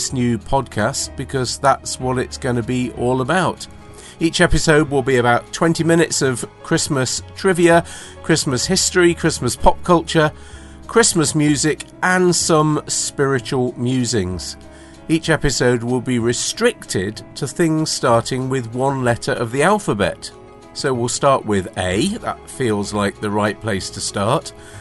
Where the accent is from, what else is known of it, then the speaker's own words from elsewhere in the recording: United Kingdom; I'm British